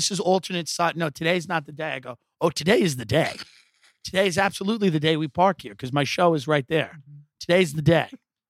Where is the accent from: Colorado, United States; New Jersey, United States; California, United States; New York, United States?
New York, United States; Long Island; now in Los Angeles, United States; I'm clearly from Long Island. I'm clearly from New York.